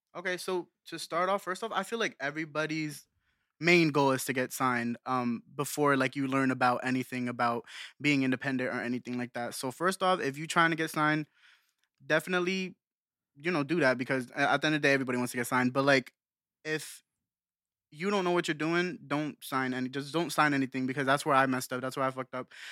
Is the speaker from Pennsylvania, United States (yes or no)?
yes; Bethlehem, Pennsylvania, United States; also born or lived in Allentown, Pennsylvania; I'm from Bethlehem, Pennsylvania